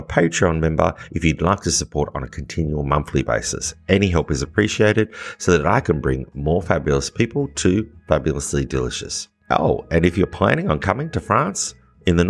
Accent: Australia; as an Australian

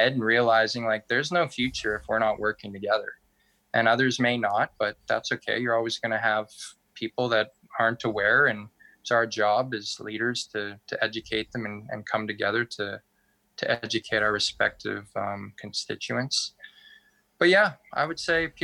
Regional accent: Tahltan Territory, British Columbia, Canada

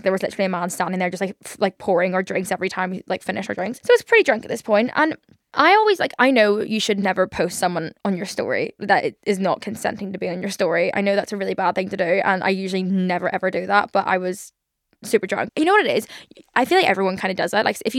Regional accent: Liverpool, North West England, United Kingdom; accent: Liverpool; Liverpool accent a little bit intimidating sometimes. Like, just, like, when someone's angry and I'm from Liverpool, it's kind of, like, scarier.

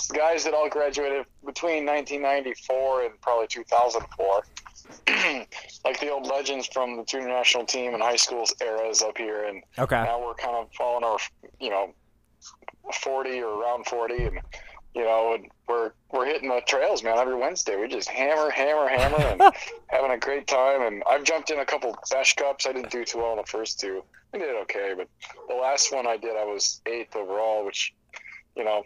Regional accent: Soldotna, Alaska, United States; moved away as an adult; also born or lived in Michigan; now in Alaska, United States; going down to the Kenai Peninsula to my hometown

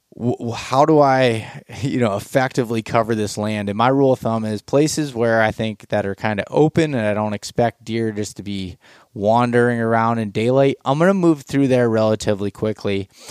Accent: Pennsylvania, United States; growing up in Pennsylvania

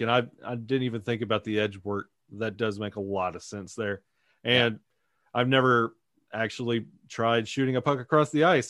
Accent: Alabama, United States; growing up, uh, being from Alabama

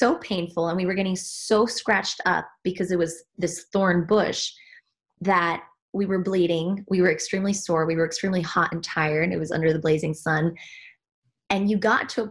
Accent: Switzerland; moved away; I was born and raised in Switzerland, despite my accent

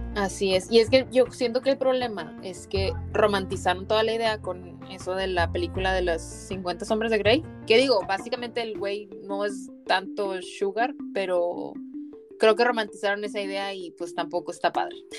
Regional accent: Mexico; moved away as an adult; yo crecí en México y obviamente siempre estuve rodeada de mexicanos

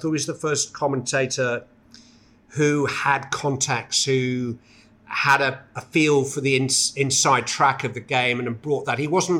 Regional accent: Bury, North West England, United Kingdom; Well, I'm from Bury, so I should speak like Gary Neville, really.

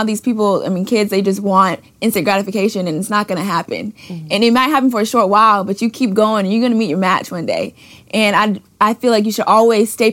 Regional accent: Clearwater, Florida, United States; moved away; also born or lived in Baton Rouge, Louisiana; I'm from Florida

